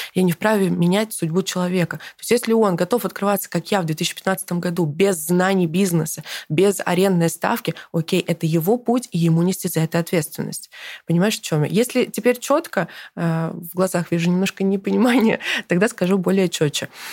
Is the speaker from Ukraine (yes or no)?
no; Kazakhstan; now in Russia; я родилась в Казахстане